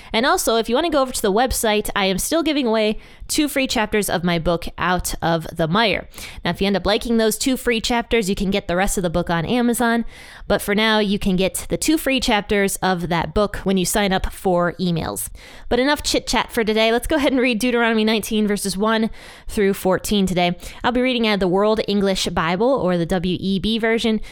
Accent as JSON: {"language": "English", "region": "Ohio", "country": "United States", "tie": "born or raised there", "said": "my home state of Ohio"}